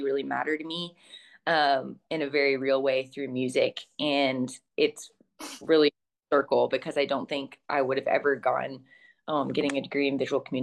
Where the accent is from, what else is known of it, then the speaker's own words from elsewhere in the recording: Texas, United States; moved away as an adult; also born or lived in Savannah, Georgia; I'm from Texas